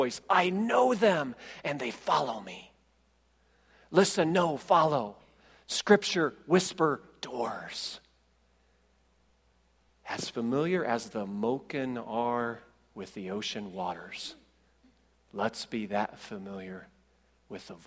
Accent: Indiana, United States; we're from Indiana

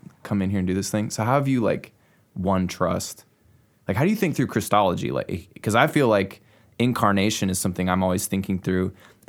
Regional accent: Clinton, United States; I'm from Clinton, and so I'm planting a church in the context similar to yours, and I'm one of the natives

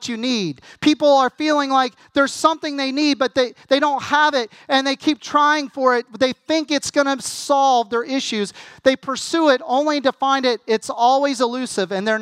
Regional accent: United States; as an American

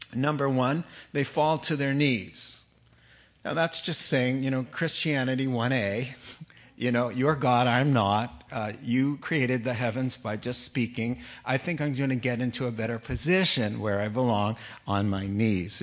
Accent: East Coast, United States; moved away; I grew up in the East Coast

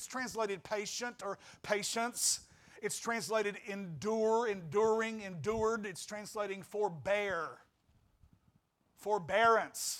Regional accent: West Memphis / Marion area, Arkansas, United States; moved away; I came back to my hometown

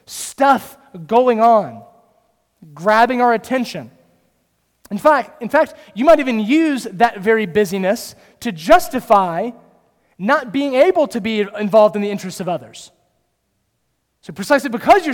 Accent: Kernersville, North Carolina, United States; I grew up in Kernersville.

